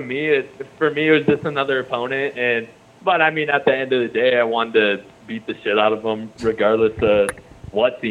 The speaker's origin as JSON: {"language": "English", "town": "Anchorage", "region": "Alaska", "country": "United States", "tie": "born or raised there", "also_born_or_lived": "Southern Oregon", "moved": "yes", "said": "I grew up in Alaska"}